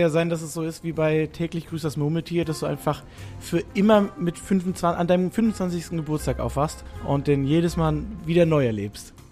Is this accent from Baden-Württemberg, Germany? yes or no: yes; near Stuttgart, Baden-Württemberg, Germany; also born or lived in Rhineland (family roots); now in Hamburg, Germany; aufgewachsen bin ich im Süden, äh, bei Stuttgart.